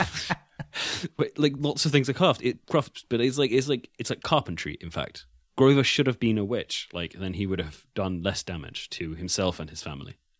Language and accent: English; United Kingdom; I'm British